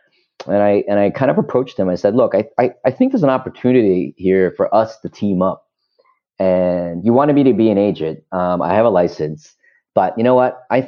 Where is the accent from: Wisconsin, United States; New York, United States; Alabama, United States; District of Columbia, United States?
New York, United States; And, you know, we're from New York.